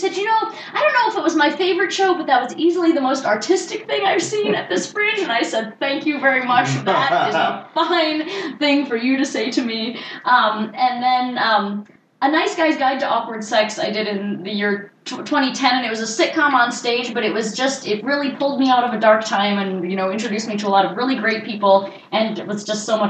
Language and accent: English; Baltimore, Maryland, United States; I'm from Baltimore.